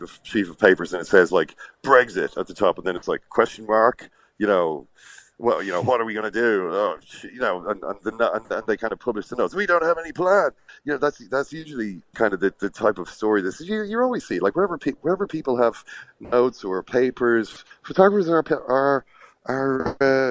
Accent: Ireland; I'm, you know, from Ireland.

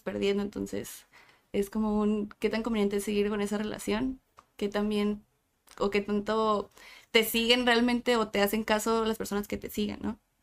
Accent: Tijuana, Baja California, Mexico; also born or lived in San Diego; de Tijuana, nací en San Diego, pero toda mi vida he vivido y estudiado en Tijuana

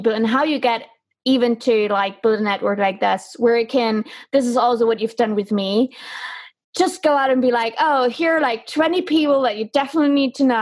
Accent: Germany; I'm from Germany

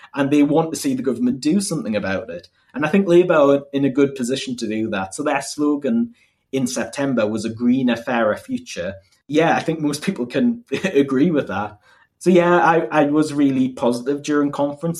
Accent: Northumberland, North East England, United Kingdom; also born or lived in Durham; I'm from Northumberland

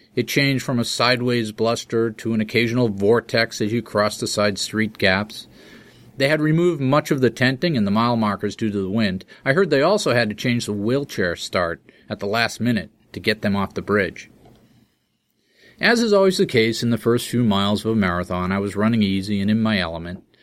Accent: Boston, Massachusetts, United States; first language English

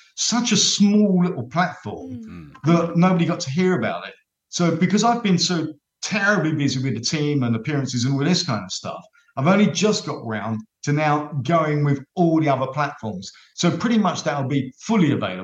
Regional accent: London, United Kingdom; accent: Cockney; being a Cockney

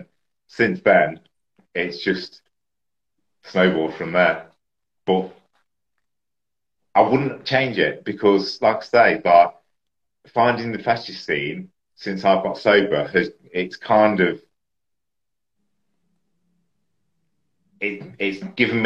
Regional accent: Leicester, East Midlands, United Kingdom; I was from Leicester.

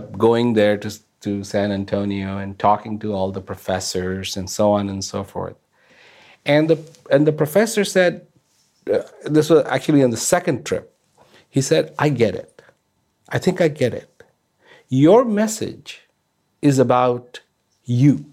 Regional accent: India; I was born in India

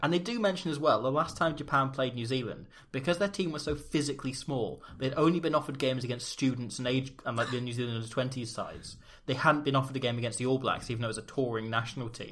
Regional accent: Wales, United Kingdom; our family all date back through the same one village in Wales

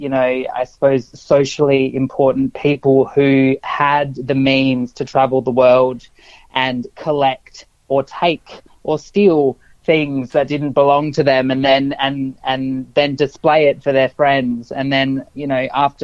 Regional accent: South Australia, Australia; I grew up in South Australia

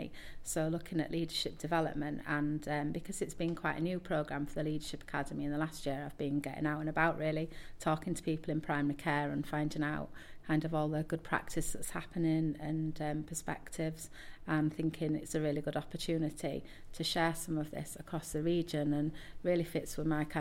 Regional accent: Scarborough, Yorkshire and the Humber, United Kingdom; I'm actually from the coast myself originally. I grew up in Scarborough

